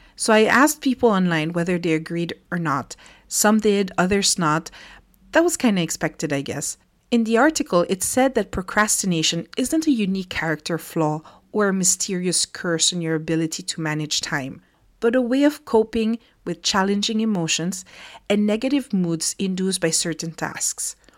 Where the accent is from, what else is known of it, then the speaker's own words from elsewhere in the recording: Philippines; moved away as an adult; now in France; growing up in the Philippines